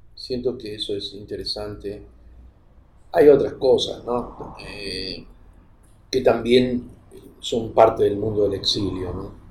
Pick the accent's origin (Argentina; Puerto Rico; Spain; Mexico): Argentina; now in Ecuador; a nosotros nos invitan como argentinos a Europa